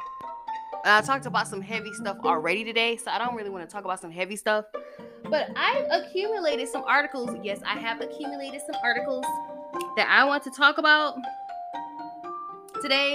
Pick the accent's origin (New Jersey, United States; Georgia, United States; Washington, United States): Georgia, United States; near Rockdale County; That's not far from my hometown